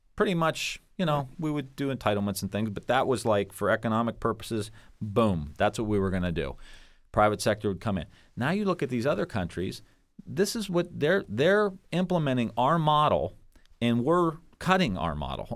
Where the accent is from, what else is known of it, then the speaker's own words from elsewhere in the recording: Niles, Ohio, United States; I grew up in Niles, which is a real small town, and I went to YSU, and then I went to Bowling Green, and I am a local guy